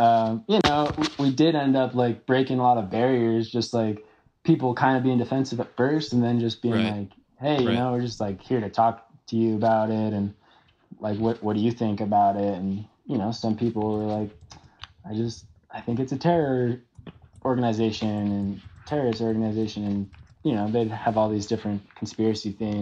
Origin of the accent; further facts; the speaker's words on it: Evergreen, United States; growing up in Evergreen